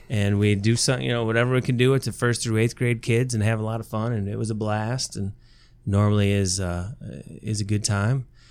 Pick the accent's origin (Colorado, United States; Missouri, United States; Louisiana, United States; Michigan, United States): Michigan, United States; Tecumseh; also born or lived in Big Rapids, Michigan; I grew up in Tecumseh, Michigan, down in Lenawee County